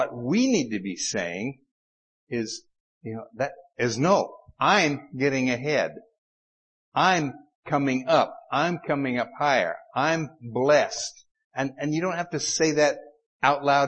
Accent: Utah, United States; accent: Utah; my Utah accent

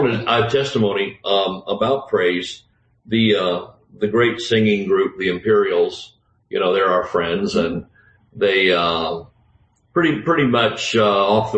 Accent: South Georgia, United States; I'm from South Georgia.

